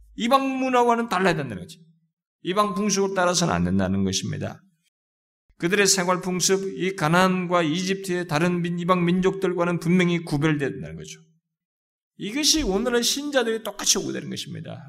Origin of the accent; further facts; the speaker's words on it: South Korea